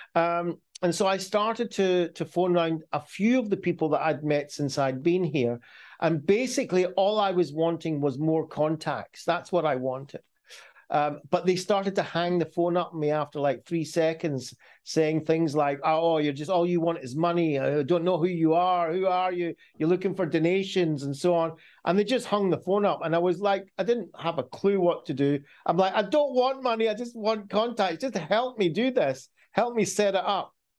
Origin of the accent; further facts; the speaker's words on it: Glasgow, Scotland, United Kingdom; I was born in Scotland